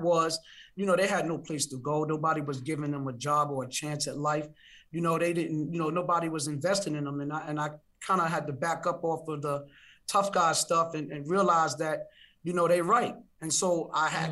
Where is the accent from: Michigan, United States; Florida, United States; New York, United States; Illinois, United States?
New York, United States; New York City; I live in Brooklyn. I grew up in Brownsville in East New York